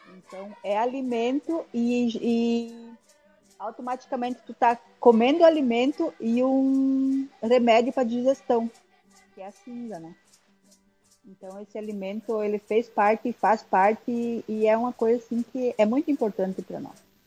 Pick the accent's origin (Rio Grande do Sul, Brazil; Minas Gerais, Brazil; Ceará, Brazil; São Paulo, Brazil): Rio Grande do Sul, Brazil; Pinhalzinho; moved away as an adult; now in Rio Grande, Brazil; Eu na, nasci em Pinhalzinho, no dia 29 de setembro de anos atrás, uh, onde uma, uma, uma tia minha, né, foi a parteira, uma tia bem antiga, assim, fez o meu parto, bem cultural